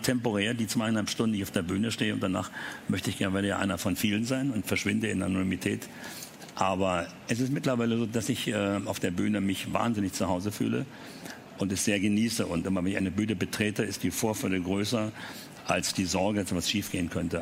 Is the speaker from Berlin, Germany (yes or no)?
yes; Berlin, Germany; die französischen Panzer, weil wir im französischen Bezirk lebten